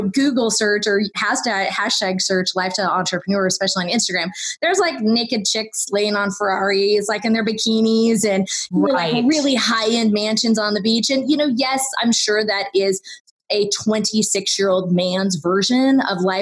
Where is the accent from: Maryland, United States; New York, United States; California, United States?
California, United States; I grew up in California